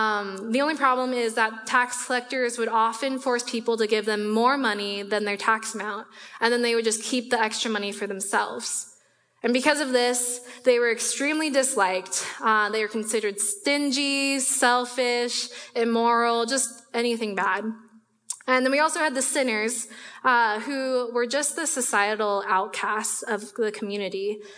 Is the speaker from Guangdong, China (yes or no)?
yes; Guangzhou, Guangdong, China; born there; So I was born in the Ponyan district of a city called Guangzhou, which is just north of Hong Kong.